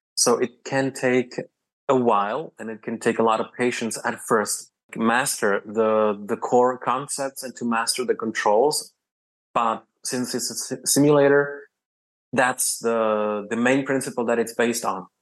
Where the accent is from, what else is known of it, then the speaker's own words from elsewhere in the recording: Prague, Czechia; I come from Prague, which is the capital of the Czech Republic.